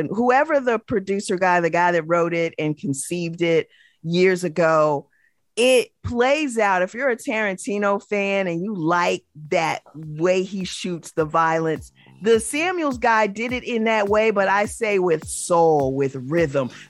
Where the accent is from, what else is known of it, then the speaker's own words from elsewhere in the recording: San Bernardino, California, United States; I grew up in San Bernardino, which is uh, inner city, much like Watts or Oakland, a lot of projects, a lot of poverty